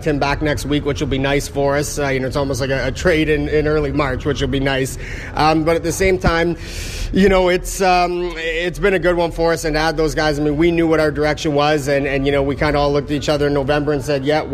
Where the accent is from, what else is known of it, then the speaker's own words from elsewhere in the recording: Canada; growing up in Canada